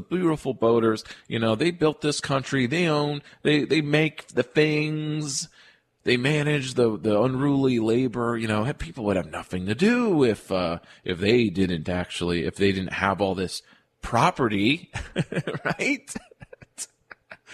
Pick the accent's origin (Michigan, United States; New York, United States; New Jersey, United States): New York, United States; Albany; my hometown of Albany